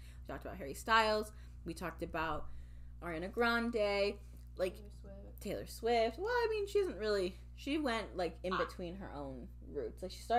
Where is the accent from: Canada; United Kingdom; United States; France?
United Kingdom; especially as a British person. I mean, we know there's a very large black population in Britain.